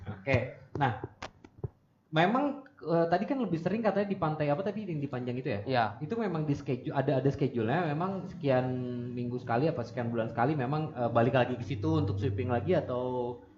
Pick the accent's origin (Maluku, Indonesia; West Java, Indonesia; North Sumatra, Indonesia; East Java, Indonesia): Maluku, Indonesia; Ambon; Saya dari Ambon.